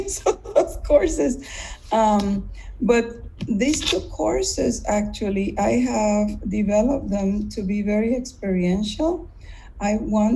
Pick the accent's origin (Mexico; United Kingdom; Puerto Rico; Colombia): Puerto Rico; moved away as an adult; also born or lived in Mississippi; now in United States; I grew up in Puerto Rico.